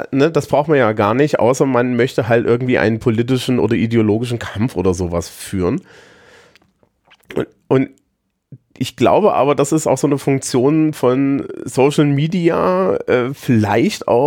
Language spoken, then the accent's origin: German; East Germany, Germany; ehemaliger Ostdeutscher, du kannst, ich kann ja jetzt nicht aufhören, Ostdeutsch zu sein, aber gerade als Ostdeutscher